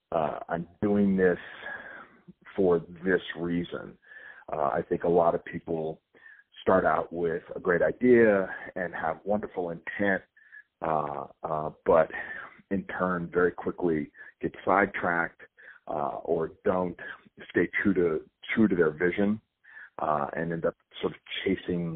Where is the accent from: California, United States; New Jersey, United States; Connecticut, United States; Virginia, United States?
California, United States; Southern; I grew up in California. I grew up in Southern California.